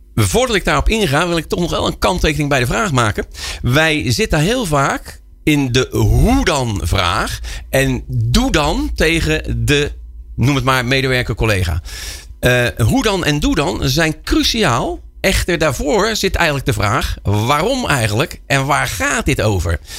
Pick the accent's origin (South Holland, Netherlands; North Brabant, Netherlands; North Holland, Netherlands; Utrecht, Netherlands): South Holland, Netherlands; Rotterdam; als Rotterdammer